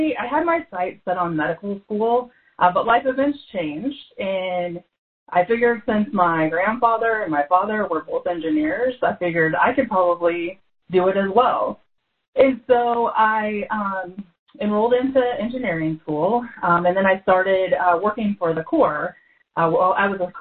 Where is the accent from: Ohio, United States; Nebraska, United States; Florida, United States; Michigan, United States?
Nebraska, United States; Ashland; I grew up in Ashland, Nebraska. So that's a little small town between Omaha and Lincoln